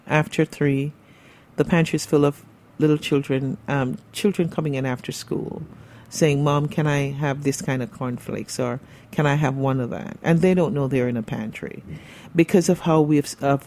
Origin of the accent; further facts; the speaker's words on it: Jamaica; moved away as an adult; also born or lived in Brooklyn, New York; now in New York, United States; I was born and raised in Jamaica